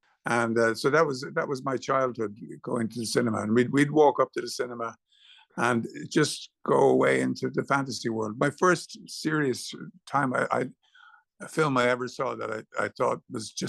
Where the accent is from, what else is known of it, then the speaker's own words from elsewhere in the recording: Dublin, Leinster, Ireland; We used to play cowboys and Indians on the street in Drimna in Dublin.